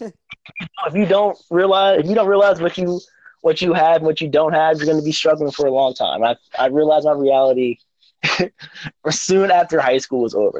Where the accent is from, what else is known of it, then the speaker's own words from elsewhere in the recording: Stroudsburg, Pennsylvania, United States; also born or lived in Newark, New Jersey / Rahway, New Jersey; I was born in Newark, New Jersey, lived in Rahway, New Jersey for a short time, but I was raised and I claim Stroudsburg, Pennsylvania